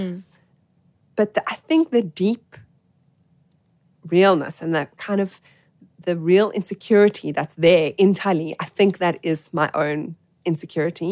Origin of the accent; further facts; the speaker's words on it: Johannesburg, Gauteng, South Africa; I grew up in Joburg